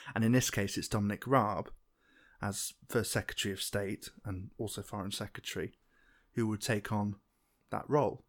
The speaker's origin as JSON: {"language": "English", "region": "England", "country": "United Kingdom", "said": "I'm English"}